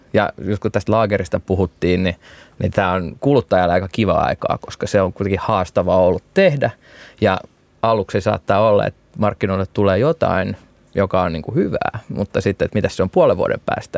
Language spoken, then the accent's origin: Finnish; Turku, Southwest Finland, Finland; moved away as an adult; now in Bordeaux, France; Turusta, mistä mä oon kotoisin